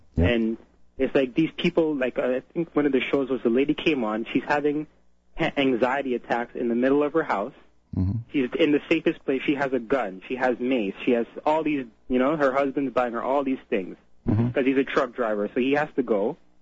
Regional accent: Canada; also born or lived in Trinidad; born here in Canada

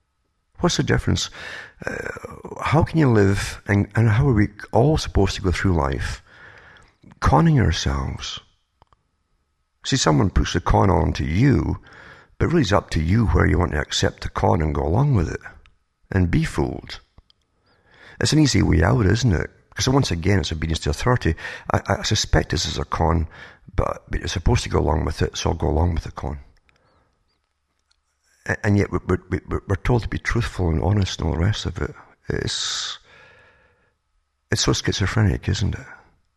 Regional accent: United Kingdom; now in Canada; I used to be amazed because I came from Britain, for instance, to Canada and went through the States as well.

